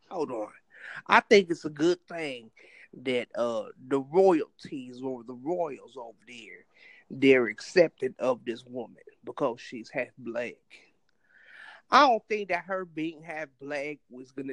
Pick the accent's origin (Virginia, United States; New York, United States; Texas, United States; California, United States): California, United States; Compton; I'm from Compton, California.